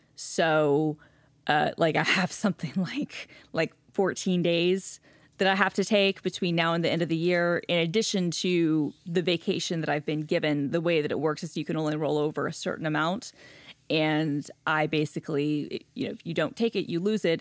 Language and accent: English; Gwinnett County, Metro Atlanta, Georgia, United States; moved away; growing up in Gwinnett County